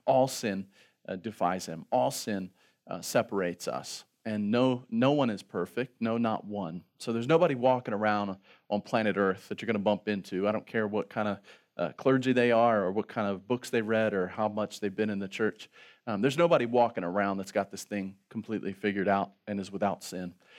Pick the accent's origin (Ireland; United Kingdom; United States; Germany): United States; Baltimore, Maryland; also born or lived in Virginia; We're from Baltimore